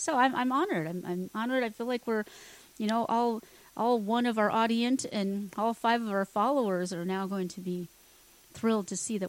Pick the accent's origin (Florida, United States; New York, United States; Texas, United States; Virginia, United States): Texas, United States; born there; Now, I haven't lived my whole life in Texas. I mean, I am a Texan because I was born here, but I haven't lived here.